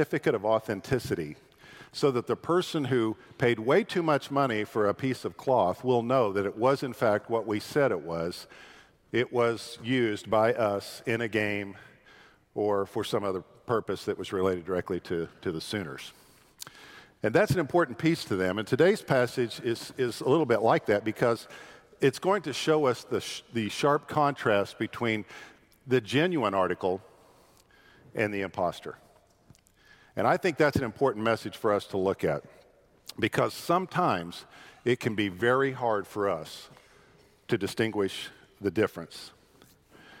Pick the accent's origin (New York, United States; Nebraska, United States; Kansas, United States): Kansas, United States; Independence; moved away; also born or lived in Topeka, Kansas / Winfield, Kansas; you're looking at a guy who was born in the state capital of Kansas, whose dad served as a state trooper in this state, and I grew up in Independence and then went to high school and college in Winfield